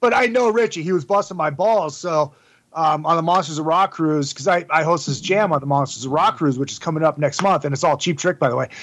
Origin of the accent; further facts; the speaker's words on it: Minnesota, United States; I am the worst Minnesotan ever